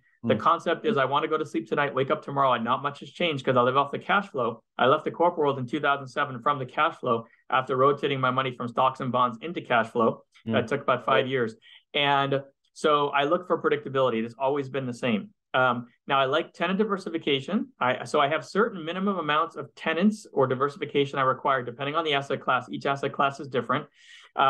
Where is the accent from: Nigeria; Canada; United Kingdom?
Canada; Montreal, Quebec; moved away as an adult; now in United States; I'm originally from Montreal, and I spent half my life in Montreal, and I moved to the US, you know, maybe 20 years ago